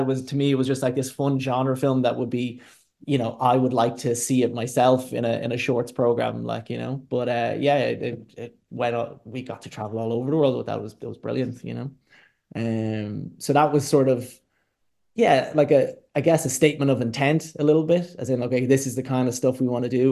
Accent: Dundalk, Leinster, Ireland; I'm from Dundalk

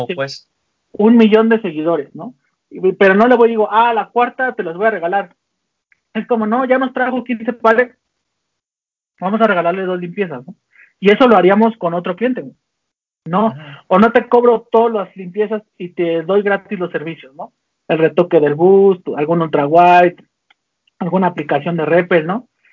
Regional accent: Tlalnepantla, State of Mexico, Mexico; also born or lived in Guadalajara; yo soy de Tanepantla, entonces todo ese barrio que yo traía

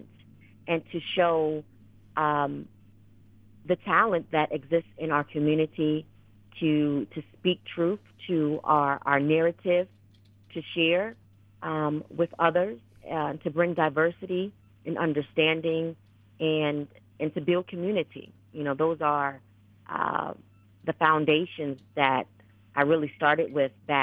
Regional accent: New England, United States; I was born and raised in New England

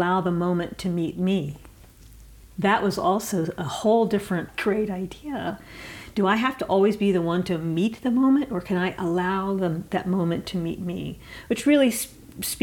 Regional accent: Asheville, North Carolina, United States; my hometown, which is part of continuing a tradition that I grew up in Asheville

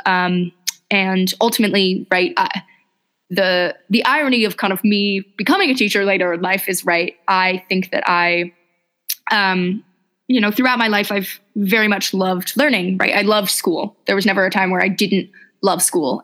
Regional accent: Los Angeles, California, United States; I'm originally from Los Angeles. And so I'd kind of grown up in a big city

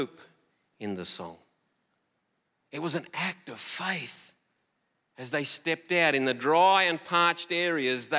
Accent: Collarenebri, New South Wales, Australia; moved away; a small town in northwestern New South Wales called Collarenebri. I grew up in that town.

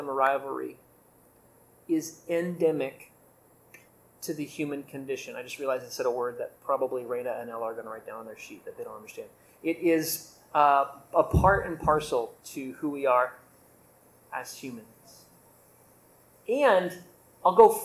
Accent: Indiana, United States; I grew up Catholic in Indiana

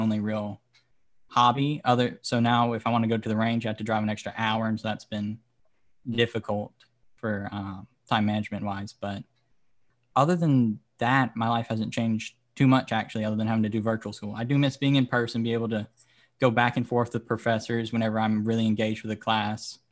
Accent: Louisiana, United States; moved away; also born or lived in South Florida; I am currently living in South Florida, but I'm from Louisiana

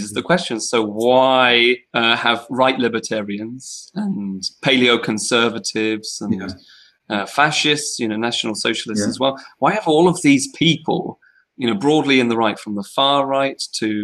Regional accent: United Kingdom; we're British

